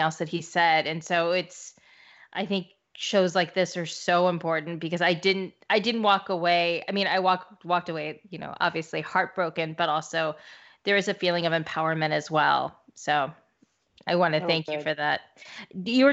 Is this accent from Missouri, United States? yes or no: yes; Missouri, United States; I'm from Missouri